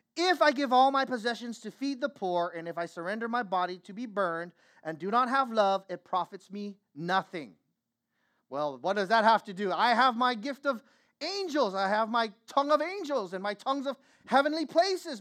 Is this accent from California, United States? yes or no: yes; Vallejo, California, United States; I grew up in Vallejo, California.